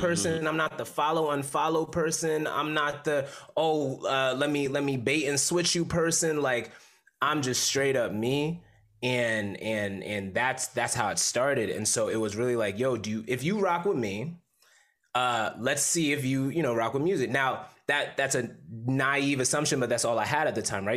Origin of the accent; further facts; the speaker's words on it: Bridgeport, Connecticut, United States; moved away as an adult; also born or lived in New York; now in Oakland, United States; from Bridgeport, Connecticut. Family's from Jamaica. Uh, I was born in Bridgeport, Connecticut.